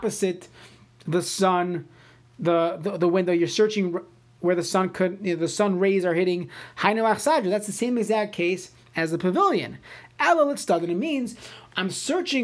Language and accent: English; New York City, New York, United States; now in St. Louis Park, United States; I grew up in Brooklyn